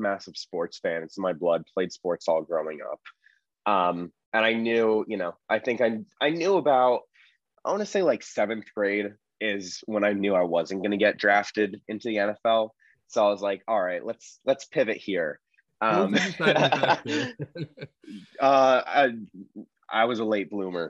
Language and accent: English; Berkeley, California, United States; moved away as an adult; also born or lived in Los Angeles, United States / Marin County, United States; now in Philadelphia, United States; I grew up partly in LA, partly in the Bay Area, lived in Berkeley for a long, long time, spent my most formidable years there.